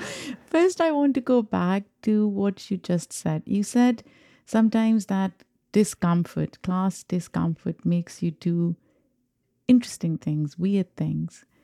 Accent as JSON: {"language": "English", "country": "Pakistan", "tie": "born or raised there", "moved": "as an adult", "lives_now": "United States", "said": "I'm an immigrant. I grew up in Pakistan. I have an accent"}